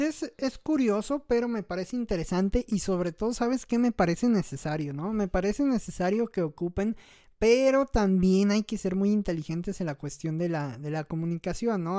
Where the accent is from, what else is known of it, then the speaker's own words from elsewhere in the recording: Mexico; los ciento y tantos millones que somos de mexicanos